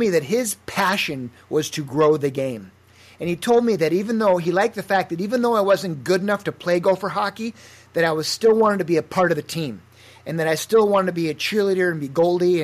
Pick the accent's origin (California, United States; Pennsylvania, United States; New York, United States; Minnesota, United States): Minnesota, United States; Fairmont; way to Fairmont, my hometown, to start a youth hockey program